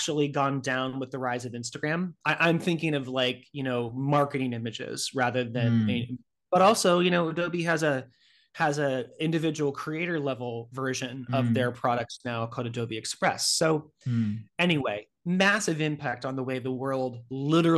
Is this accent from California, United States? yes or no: yes; Northern California, United States; moved away as an adult; now in New York City, United States; I'm originally from Northern California